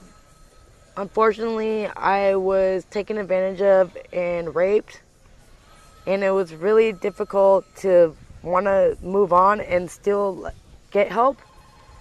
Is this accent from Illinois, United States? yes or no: no; Marin, California, United States; I was raised in Marin